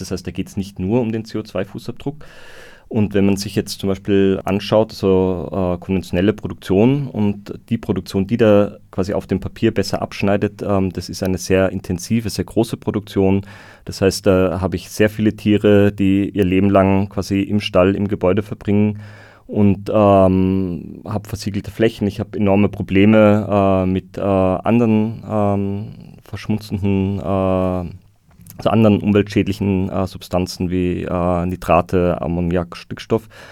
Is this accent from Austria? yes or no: yes; Austria; bei uns in Österreich